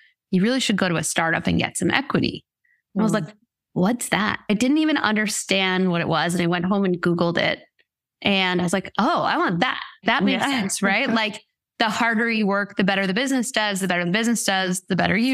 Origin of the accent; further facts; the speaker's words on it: Rhode Island, United States; moved away as an adult; also born or lived in Boston; now in Los Angeles, United States; I'm originally from Rhode Island